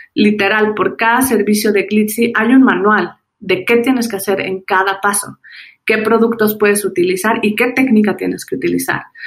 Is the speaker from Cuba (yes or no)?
no; Mexico; soy mexicana.